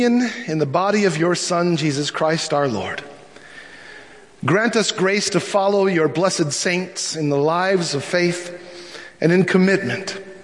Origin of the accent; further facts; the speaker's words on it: Minnesota, United States; I'm so Minnesotan